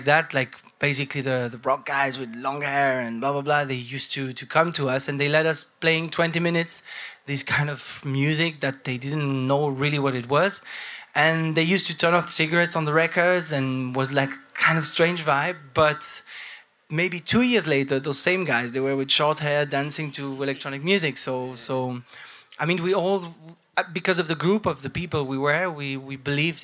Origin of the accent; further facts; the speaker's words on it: Santiago, Santiago Metropolitan Region, Chile; moved away as an adult; also born or lived in Switzerland; now in Europe; I grew up in Chile, in Santiago.